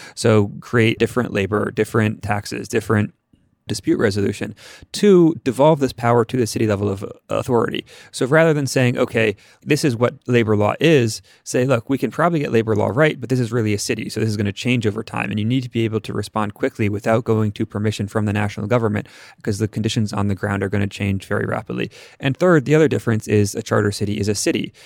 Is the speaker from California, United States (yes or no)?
no; Bethesda, Maryland, United States; I grew up in Bethesda